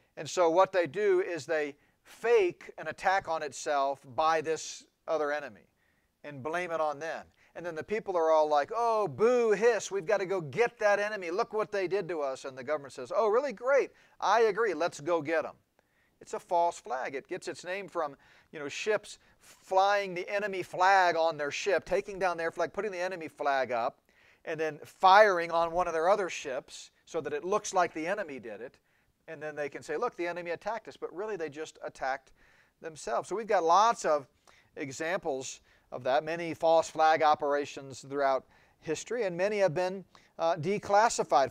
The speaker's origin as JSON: {"language": "English", "country": "United States", "said": "It's not one of my prouder moments as an American"}